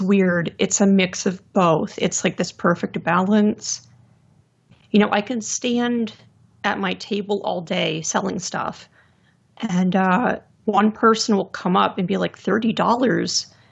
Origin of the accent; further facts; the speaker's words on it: Lehigh Valley, Pennsylvania, United States; I'm from the Lehigh Valley in Pennsylvania